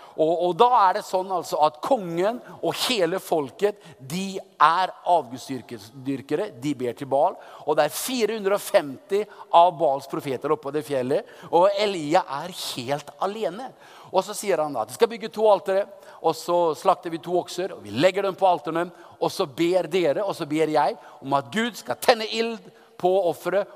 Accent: Oppdal, Trøndelag, Norway; moved away as an adult; now in Moscow, Russia; kom jeg da fra, fra Oppdal i, i Sør-Trøndelag

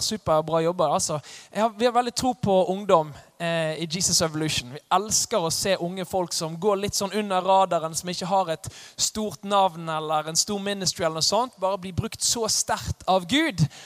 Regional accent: Os, Vestland, Norway; Jeg kommer fra Os. Eh, litt sør for Bergen

